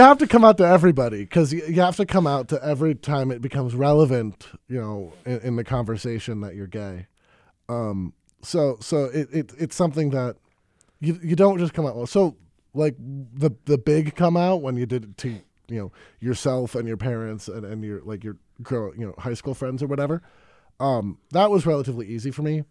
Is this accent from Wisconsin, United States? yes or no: yes; Madison, Wisconsin, United States; also born or lived in Baltimore; I moved to Madison when I was six, or my, you know, my parents did. Uh, so I basically grew up in Madison